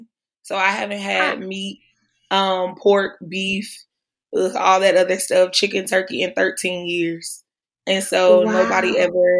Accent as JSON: {"language": "English", "region": "North Carolina", "country": "United States", "tie": "born or raised there", "moved": "as an adult", "lives_now": "Tulsa, United States", "said": "my dad got a new job. So we moved to North Carolina"}